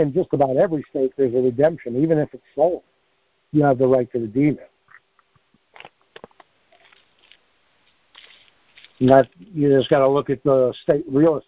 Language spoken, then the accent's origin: English; New York, United States; I'm from New York